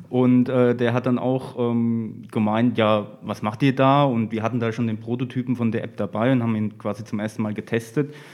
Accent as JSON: {"language": "German", "town": "Laufach", "region": "Bavaria", "country": "Germany", "lives_now": "Aschaffenburg, Germany", "said": "bin jetzt im Januar wieder nach Aschaffenburg gezogen. Ursprünglich komme ich aus Laufach."}